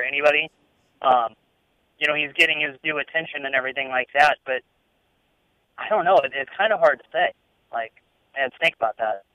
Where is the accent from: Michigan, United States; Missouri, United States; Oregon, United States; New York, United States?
Missouri, United States; St. Louis; moved away; I'm from St. Louis